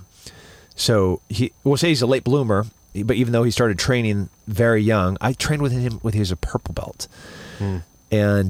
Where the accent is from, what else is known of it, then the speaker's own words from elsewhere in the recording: Central California, United States; now in Austin, United States; I'm from Central California.